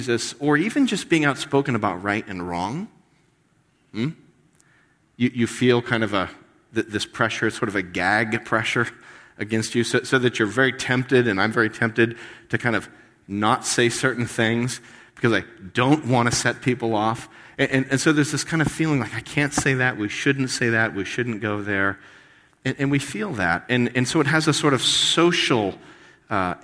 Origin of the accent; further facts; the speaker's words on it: United States; we as American Christians